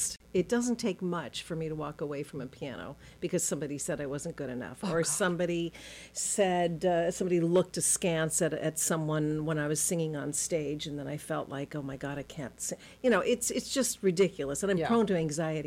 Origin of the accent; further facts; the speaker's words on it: Switzerland; moved away; also born or lived in Los Angeles, United States / Boston, United States; I was born in L.A. I grew up in Switzerland